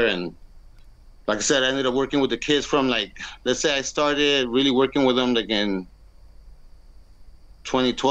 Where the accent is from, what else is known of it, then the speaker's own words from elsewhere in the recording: San Diego, California, United States; I'm from San Diego, California. I've basically lived here my whole life. This is where I was born and raised.